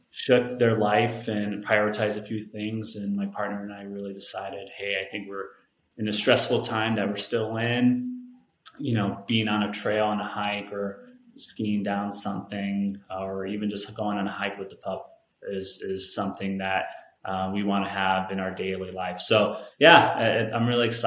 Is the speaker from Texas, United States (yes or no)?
no; Chicago, Illinois, United States; now in Colorado, United States; I born and raised in Chicago